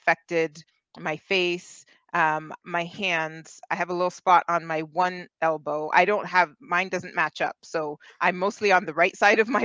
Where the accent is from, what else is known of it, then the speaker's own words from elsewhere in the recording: Ontario, Canada; I am from Canada. I'm about an hour west of Toronto